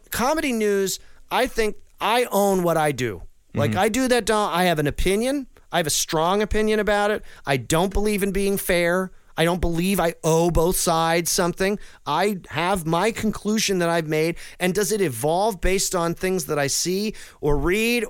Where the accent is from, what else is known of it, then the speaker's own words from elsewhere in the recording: New England, United States; growing up in New England